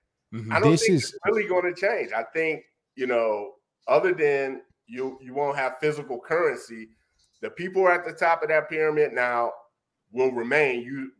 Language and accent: English; Detroit, Michigan, United States; I can meet Tom in San Francisco today, tell him I'm from Detroit, saying I'm about to go back to Michigan.